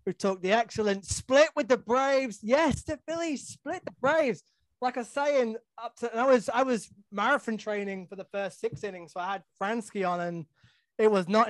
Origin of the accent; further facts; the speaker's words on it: United Kingdom; I'm just a British guy.